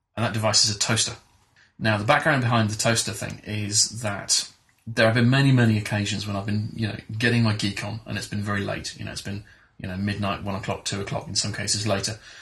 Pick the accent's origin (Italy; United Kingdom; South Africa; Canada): United Kingdom; England; as an English school kid, I did the usual things of French and German